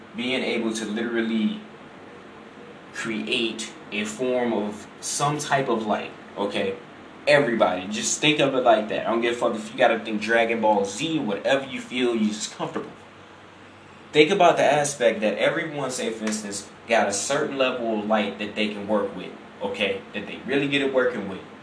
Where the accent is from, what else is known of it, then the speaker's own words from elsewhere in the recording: Chicago, Illinois, United States; I'm from Illinois, you know, from Chicago, I'm from I'm, I'm from the big city, man